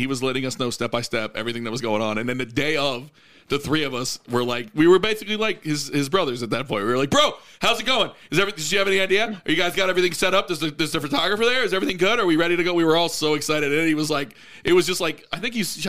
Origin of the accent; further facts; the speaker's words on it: Coral Springs, Florida, United States; my hometown of Coral Springs, Florida